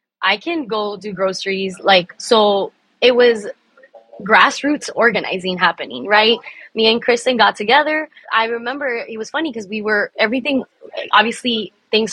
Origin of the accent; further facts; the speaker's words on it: Miami, Florida, United States; also born or lived in Cuba; I'm Cuban American, first generation here in Miami. I love Miami. I ride for my city